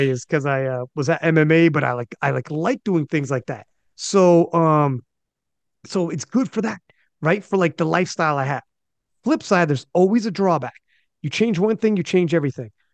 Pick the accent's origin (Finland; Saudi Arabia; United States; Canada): Canada; As a Canadian